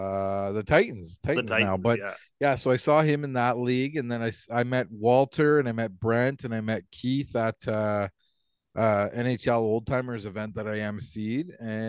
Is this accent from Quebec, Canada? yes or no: no; Ontario, Canada; born or raised there